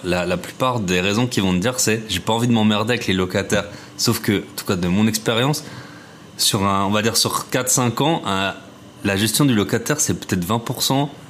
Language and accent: French; Alsace, Grand Est, France; je suis alsacien